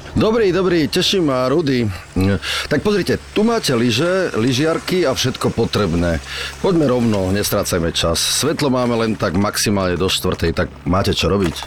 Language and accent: Slovak; Slovakia; som vyrastal v Tatrách